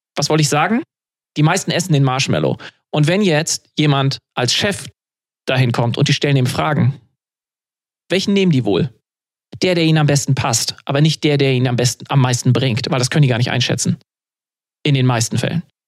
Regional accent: Germany; bei uns in Deutschland

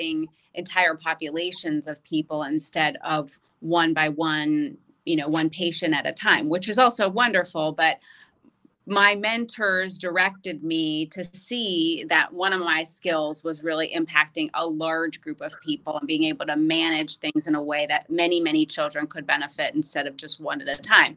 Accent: Pittsburgh, Pennsylvania, United States; I grew up in Pittsburgh, Pennsylvania, and I'm one of seven children

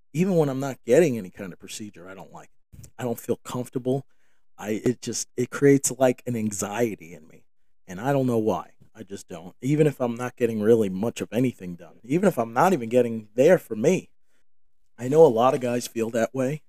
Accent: New York, United States; moved away; I grew up in New York, and my family, I don't live in New York any longer

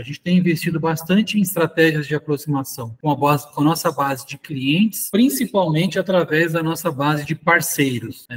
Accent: São José do Rio Preto, São Paulo, Brazil; eu sou nascido aqui em São José do Rio Preto, morei muito tempo em São Paulo

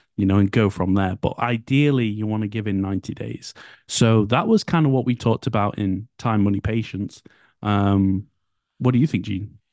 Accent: United Kingdom; I'm British

